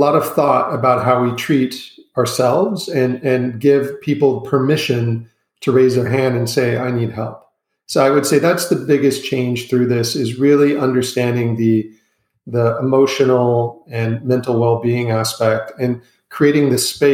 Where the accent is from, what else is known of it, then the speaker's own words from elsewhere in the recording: United States; accent: American; moved away as an adult; also born or lived in Asia / Europe; I grew up in the United States.